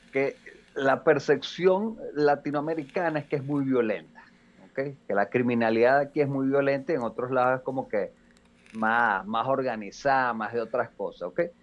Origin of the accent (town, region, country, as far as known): Venezuela; now in Mexico